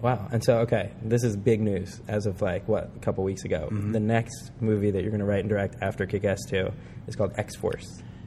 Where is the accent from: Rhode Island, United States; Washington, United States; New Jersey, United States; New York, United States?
New Jersey, United States; I'm from Jersey